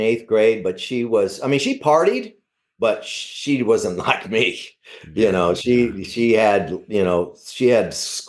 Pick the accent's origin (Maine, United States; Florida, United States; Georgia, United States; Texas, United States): Georgia, United States; Savannah; I grew up in Savannah. I grew up in a tough neighborhood.